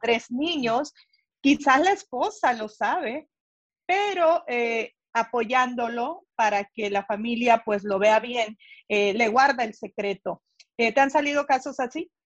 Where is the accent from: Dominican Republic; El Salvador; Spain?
El Salvador; now in Los Angeles, United States; yo soy del Salvador